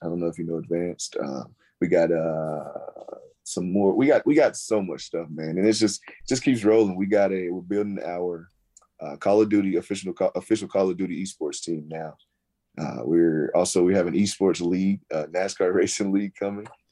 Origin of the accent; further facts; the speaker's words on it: North Carolina, United States; I grew up in North Carolina, small town, right outside of Charlotte